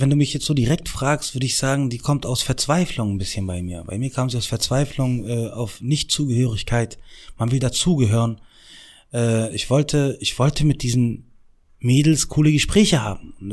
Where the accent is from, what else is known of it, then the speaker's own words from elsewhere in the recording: Morocco; ich bin 17 Jahre alt, ich komme aus Marokko, bla bla bla.